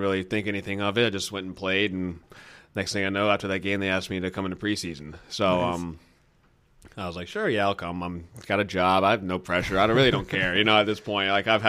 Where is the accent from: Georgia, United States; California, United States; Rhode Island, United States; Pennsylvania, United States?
Georgia, United States; Atlanta; moved away as an adult; now in Austin, United States; Yeah, and I'm actually born and raised in Atlanta